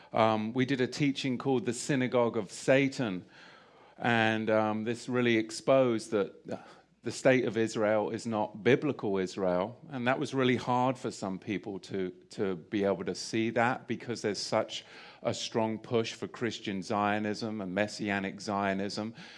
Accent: England, United Kingdom; moved away; I grew up in England.

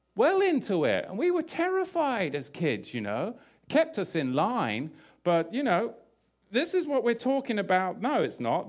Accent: England, United Kingdom; I grew up in England

